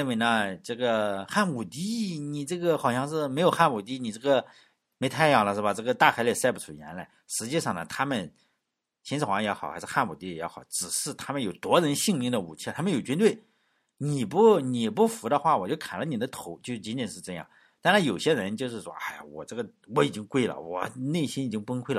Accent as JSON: {"language": "Chinese", "country": "China", "said": "说中国人啊，我们中国人是一个友善的民族。"}